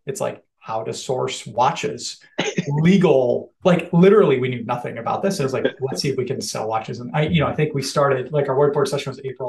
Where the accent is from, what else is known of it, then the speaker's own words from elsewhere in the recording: Cleveland, Ohio, United States; grew up in Cleveland, Ohio, which is America's favorite city, as we all know.